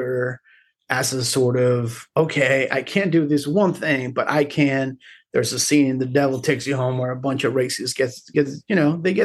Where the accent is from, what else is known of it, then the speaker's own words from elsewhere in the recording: Carolina, Puerto Rico; moved away as an adult; also born or lived in Río Piedras, Puerto Rico; now in Austin, United States; I was born in Rio Piedras, right next to the university, and grew up in Carolina.